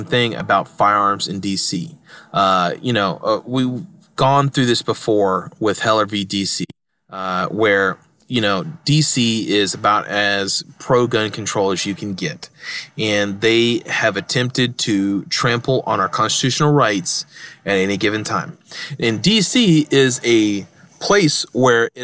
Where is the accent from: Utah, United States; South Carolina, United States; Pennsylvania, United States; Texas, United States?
Texas, United States; moved away; I'm from Texas. I got a lot of liberal family members, especially on one side of my family, you know, that still live in Texas